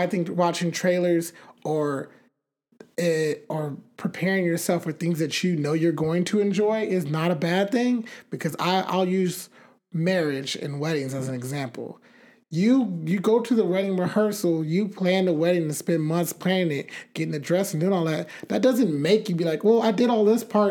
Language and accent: English; United States; I'm American too